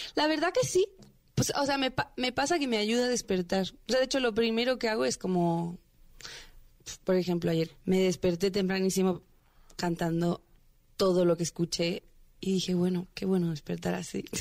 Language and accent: Spanish; Veracruz, Mexico; moved away as an adult; now in Mexico City, Mexico; Llevo seis años en la Ciudad de México. Yo soy de Veracruz